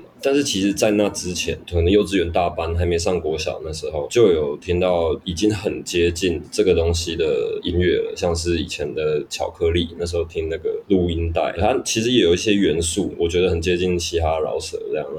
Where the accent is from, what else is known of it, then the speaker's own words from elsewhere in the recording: Kaohsiung, Taiwan; also born or lived in Taipei; 我来自高雄市。